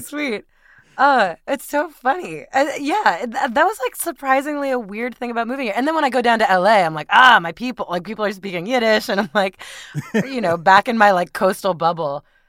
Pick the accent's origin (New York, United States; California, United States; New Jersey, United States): New York, United States; Westchester; moved away as an adult; also born or lived in Brooklyn, New York; now in San Francisco Bay Area, United States; they moved to the suburbs, and that's where I grew up.